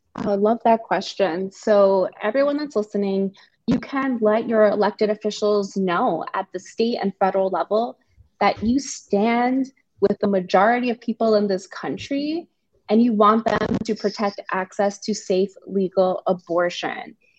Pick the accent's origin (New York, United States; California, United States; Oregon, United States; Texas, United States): New York, United States; New York City; I'm from the Bronx, New York, a very proud New Yorker, very proud Bronx woman